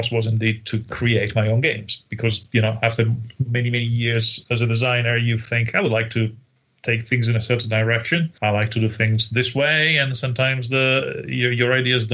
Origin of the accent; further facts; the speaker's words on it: Italy; I used to play with little HO-scale toy soldiers in Italy on the beach